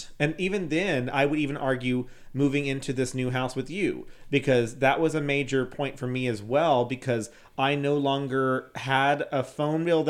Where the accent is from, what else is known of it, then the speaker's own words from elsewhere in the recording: San Antonio, Texas, United States; moved away as an adult; now in Houston, United States; I was the first person to move away from San Antonio